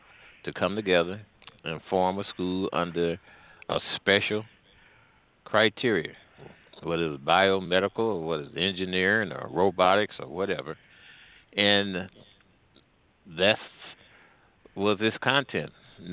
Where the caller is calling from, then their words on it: St. Louis, Missouri, United States; I'm calling from the St. Louis area.